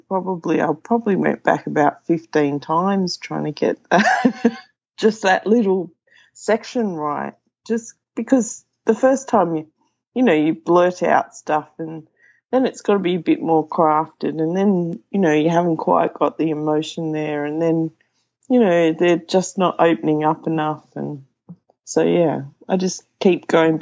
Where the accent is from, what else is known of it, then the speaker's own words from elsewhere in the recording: Sydney, New South Wales, Australia; also born or lived in Wagga Wagga; I grew up in Sydney